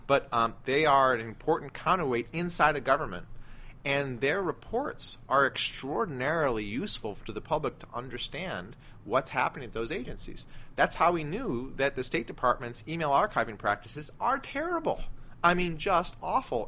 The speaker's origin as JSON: {"language": "English", "country": "United States", "said": "as an American"}